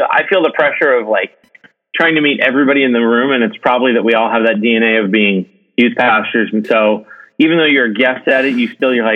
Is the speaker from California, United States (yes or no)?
yes; Modesto, California, United States; also born or lived in Ohio / Fresno, California; now in Irvine, United States; I was born in Ohio, and my parents, and I was there until about third grade. And I think my dad got a job transfer when I was in third grade, and so we moved from Ohio out to California, a little north of where I'm at right now, called the Central Valley, in an area like Modesto, Fresno, Stockton area